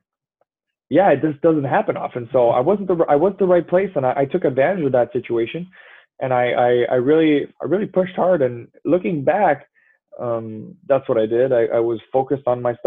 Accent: just outside Montreal, Quebec, Canada; I grew up just outside Montreal

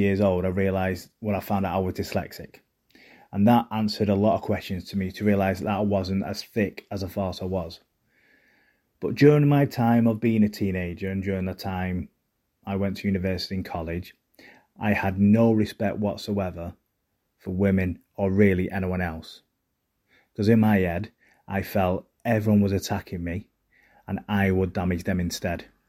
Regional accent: Manchester, North West England, United Kingdom; accent: Mancunian; I had a Mancunian accent

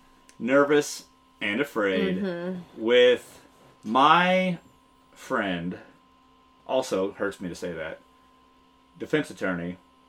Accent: Texas, United States; moved away; And you know I'm a Texas fan, being from Texas.

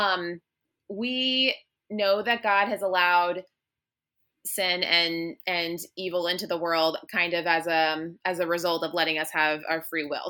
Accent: Northern Virginia, United States; moved away as an adult; also born or lived in Williamsburg, Virginia; now in Richmond, United States; I'm actually from Northern Virginia, so I went to college in Williamsburg, and then I moved back up to Northern Virginia

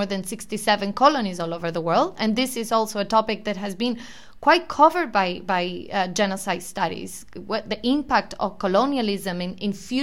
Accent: Argentina; I'm being from Argentina

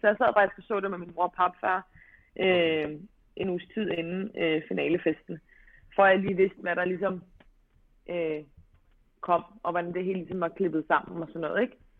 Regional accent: Albertslund, Capital Region of Denmark, Denmark; also born or lived in Amager; jeg er jo født og opvokset i Albertslund, men, øhm, flytter faktisk til Amager

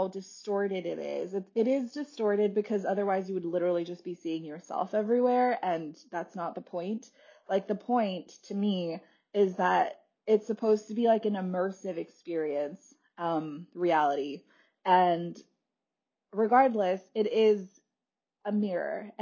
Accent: California, United States; moved away as an adult; also born or lived in Wisconsin; I grew up in California and then I went to college in Wisconsin

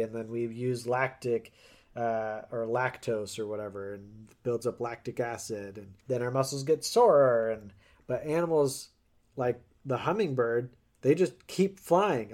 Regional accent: Colorado, United States; growing up in Colorado

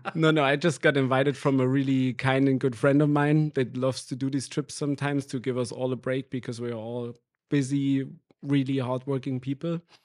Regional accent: near Erfurt, Thuringia, Germany; English is a second language; moved away as an adult; now in Berlin, Germany; I grew up in a really small village in the middle east of Germany

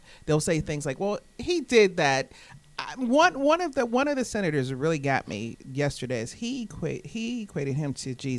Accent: Pittsburgh, Pennsylvania, United States; I've been living here in Pittsburgh all of my life.

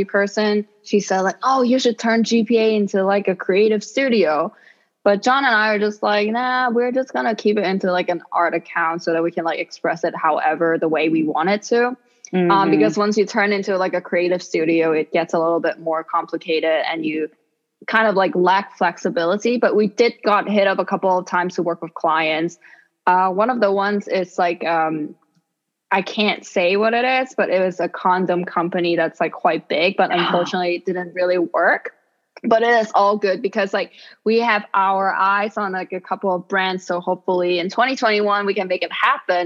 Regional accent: Hong Kong; English is a second language; also born or lived in New York City, United States; now in Florida, United States; me being from Hong Kong

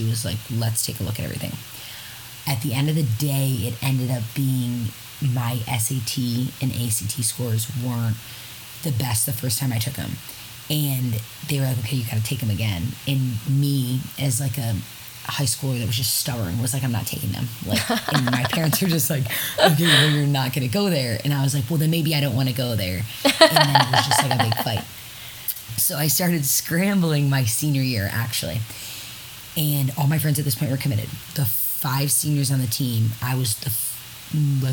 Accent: Syracuse, New York, United States; I am from Syracuse, New York

